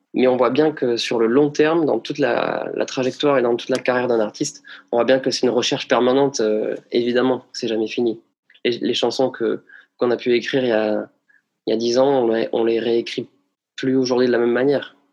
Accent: Bagnères-de-Bigorre, Occitania, France; je suis né à Bagnères de Bigorre le 20 février 1988

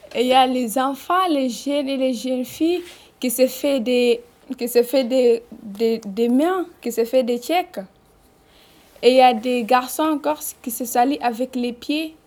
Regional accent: Guinea; first language Fula; French is a second language; now in France; je suis guinéenne, je parle la langue peul et j'entends petit peu l'arabe

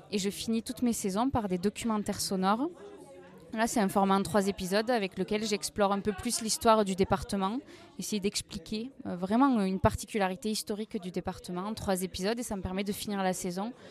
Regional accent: Rodez, Occitania, France; donc j'ai 29 ans. Je viens de Rodez, moi

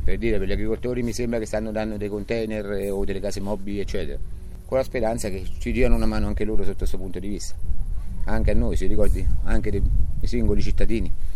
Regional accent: Amatrice, Lazio, Italy; also born or lived in Abruzzo (tradition); voglio rimanere alla matrice, voglio stare qui, voglio, eh, io sono innamorato delle mie montagne e della mia terra

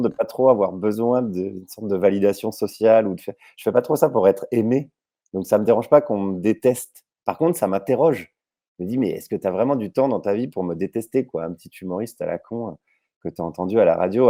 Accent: Jussey, Bourgogne-Franche-Comté, France; où j'ai grandi là, en Haute-Saône, c'est Jussé, j'allais à Vesoul

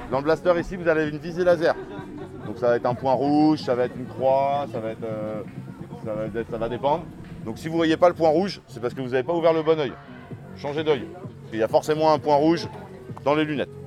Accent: Aulnay-sous-Bois, Île-de-France, France; Moi, par contre, je suis d'Aulnay-sous-Bois.

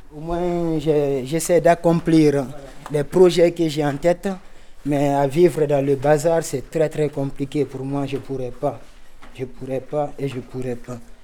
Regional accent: Guinea; moved away as an adult; also born or lived in Libya; now in Lyon, France; je viens de la Guinée-Conakry. Donc en un seul mot, je suis guinéen et ça fait deux ans, trois mois je suis en France

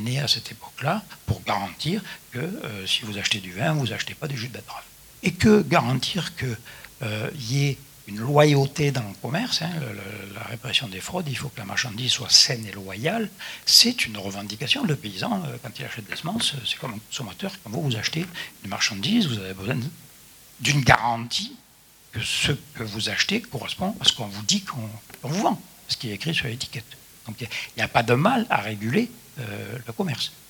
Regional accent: Midi viticole, southern France, France; je suis du Midi viticole

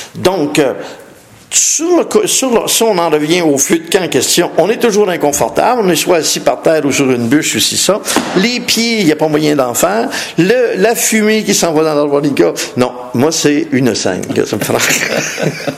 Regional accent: Montreal, Quebec, Canada; je suis de Montréal

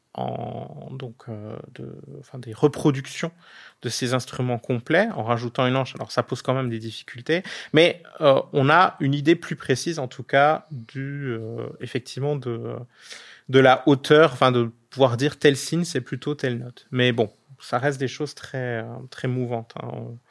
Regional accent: Alsace, Grand Est, France; je suis alsacien

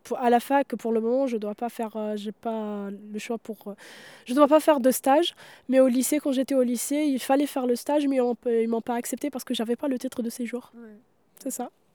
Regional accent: Mostaganem Province, Algeria; now in France; dans la région d'où je viens, à Mostaganem

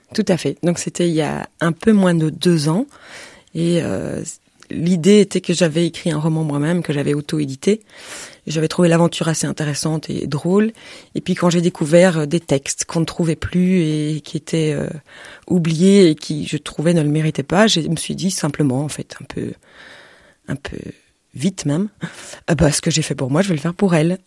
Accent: Belgium; je suis belge

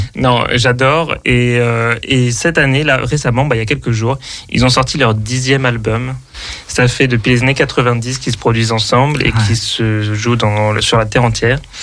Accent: Paris, Île-de-France, France; moved away; also born or lived in Berlin; moi qui suis de, de Paris euh, à l'origine

